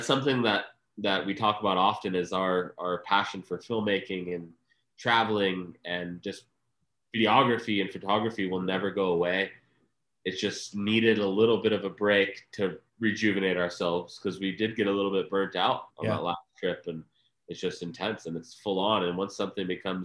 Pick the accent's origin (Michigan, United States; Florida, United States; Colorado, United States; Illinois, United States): Florida, United States; moved away as an adult; also born or lived in Flagstaff, Arizona / Tahoe; I grew up in Florida from the time I was nine